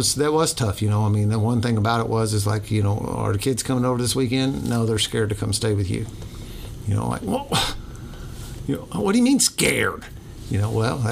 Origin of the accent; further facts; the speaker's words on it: New Albany, Indiana, United States; I grew up born and bred in New Albany